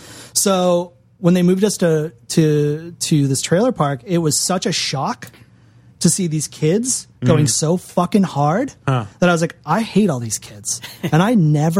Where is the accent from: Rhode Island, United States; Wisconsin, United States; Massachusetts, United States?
Massachusetts, United States; moved away; also born or lived in Florida; Growing up in Massachusetts